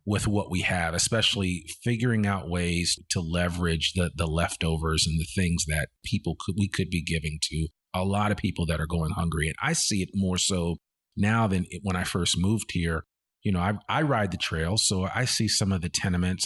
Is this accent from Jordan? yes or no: no; outside of New York City, United States; moved away as an adult; also born or lived in Virginia / Washington, D.C.; now in Arkansas, United States; born and rich from Virginia, but I grew up outside of New York City